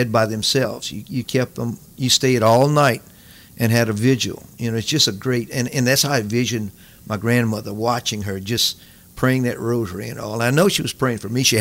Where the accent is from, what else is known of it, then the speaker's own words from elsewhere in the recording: Kaplan, Louisiana, United States; I'm from Kaplan, Louisiana, which to me is the center part of all the Cajun activity